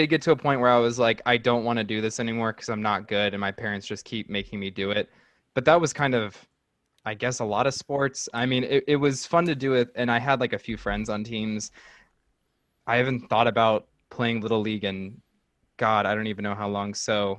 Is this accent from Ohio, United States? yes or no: yes; central Ohio, United States; I'm more central and they're more north.